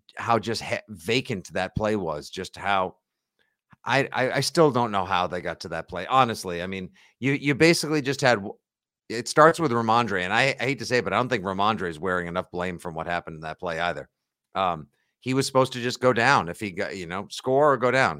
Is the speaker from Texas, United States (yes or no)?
no; Braintree, Massachusetts, United States; Braintree, my hometown